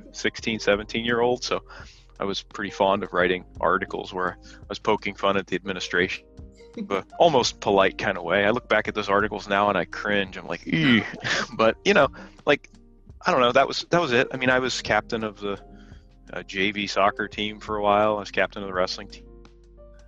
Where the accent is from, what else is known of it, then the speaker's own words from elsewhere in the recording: Bedford, Pennsylvania, United States; moved away as an adult; also born or lived in Texas / Midwest; now in Santa Cruz, United States; I grew up in Bedford, Pennsylvania, which is about 46 miles from Mercersburg